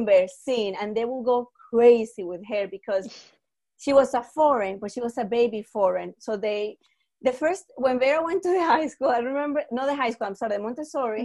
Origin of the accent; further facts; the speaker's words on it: Florida, United States; I am from Florida